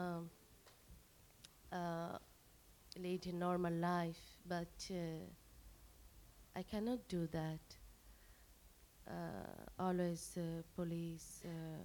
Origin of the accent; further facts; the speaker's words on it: Bangladesh; first language Bengali; English is a second language; moved away as an adult; I am totally detached from Bengali society, Bengali culture, and my language, Bengali language. So sometimes it is difficult to continue my writing in my language because I'm so far here.